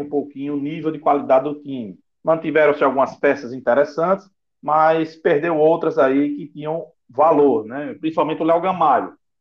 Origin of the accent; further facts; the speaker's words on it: Alagoas, Brazil; now in Natal, Brazil; eu moro em Natal, Rio Grande do Norte, tá? Mas eu sou alagoano